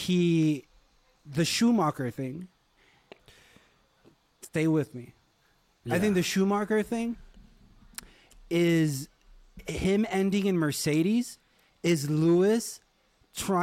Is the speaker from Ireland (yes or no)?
no; Puerto Rico; I was born in, I was raised in Puerto Rico.